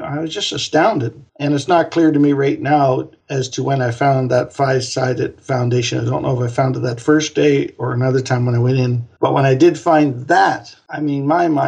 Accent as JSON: {"language": "English", "town": "Truro", "region": "Nova Scotia", "country": "Canada", "tie": "born or raised there", "also_born_or_lived": "Bedford, Nova Scotia / Halifax, Nova Scotia", "moved": "as an adult", "lives_now": "Austria", "said": "I moved from Truro, Nova Scotia, where I grew up, in 1985 to Bedford, Nova Scotia"}